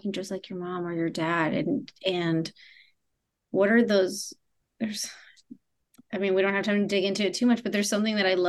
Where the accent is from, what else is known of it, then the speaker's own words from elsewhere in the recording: Argentina; I'm also from Argentina